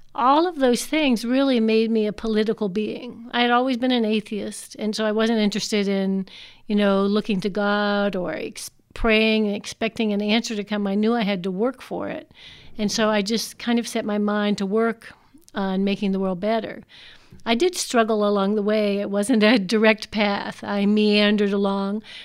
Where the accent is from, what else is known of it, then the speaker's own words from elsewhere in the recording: Washington, District of Columbia, United States; moved away as an adult; also born or lived in Guyana; now in San Diego, United States; I grew up in Washington, D C in the nineteen fifties and sixties.